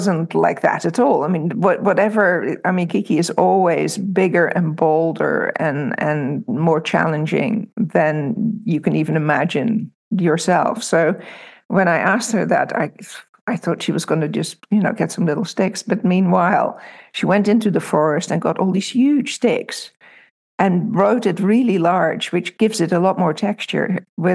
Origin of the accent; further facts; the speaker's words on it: Amsterdam, North Holland, Netherlands; moved away; also born or lived in Milford, Pennsylvania / New York City; I grew up in Amsterdam, so I didn't really grow up in the country.